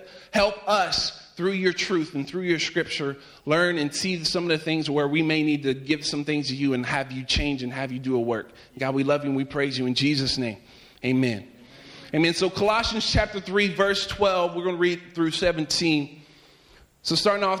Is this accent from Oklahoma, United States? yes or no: no; Virginia, United States; moved away; whenever I was growing up, I'm from Virginia, and we would have cold mornings.